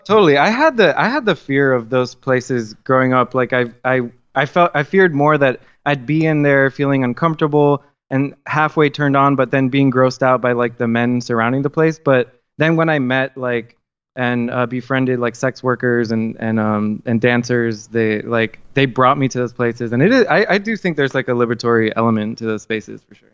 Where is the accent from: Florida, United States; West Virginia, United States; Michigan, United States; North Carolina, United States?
Florida, United States; Miami; moved away as an adult; also born or lived in South Georgia / Thomasville, Georgia; now in New Orleans, United States; I grew up in Miami, Florida, uh, for the majority of my life